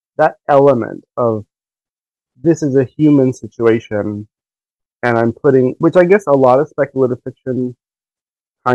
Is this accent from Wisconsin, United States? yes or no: no; Miami, Florida, United States; I grew up in Miami